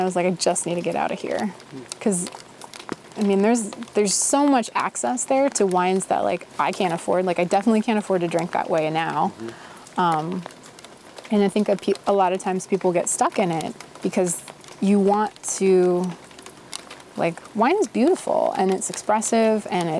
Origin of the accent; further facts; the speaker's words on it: Midwest, United States; I come from the Midwest, like, I want to work hard, and I don't want to be bad at a job